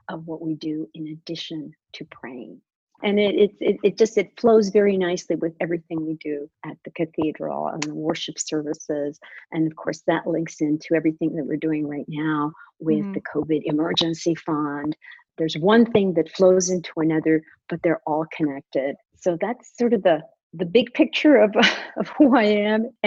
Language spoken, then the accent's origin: English; Washington, District of Columbia, United States; also born or lived in Bogota, Colombia; I am a Washingtonian of about 30 years already, but I have sort of two sides of my personality. I was born in Bogota, Colombia, mm-hmm. and came here when I was very young.